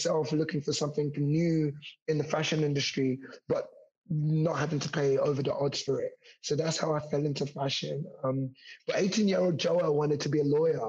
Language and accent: English; London, United Kingdom; I actually grew up in Hackney. So I grew up in Hoxton in East London.